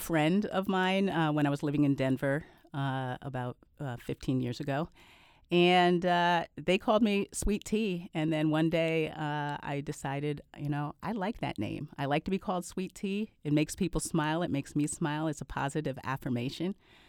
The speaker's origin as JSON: {"language": "English", "country": "Canada", "tie": "born there", "said": "Well, I was born in Canada. My parents adopted me when I was 10 months old."}